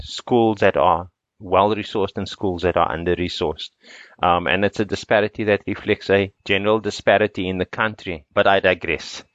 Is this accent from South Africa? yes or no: yes; Cape Town, Western Cape, South Africa; moved away as an adult; also born or lived in United States; I was born in a house in Belgravia Estate, which is in Cape Flats